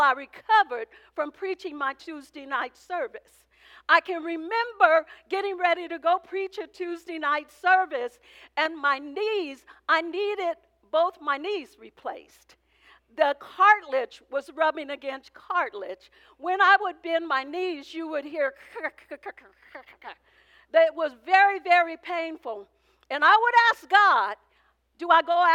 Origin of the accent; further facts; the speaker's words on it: Oakland, California, United States; I came from poverty. I came from West Oakland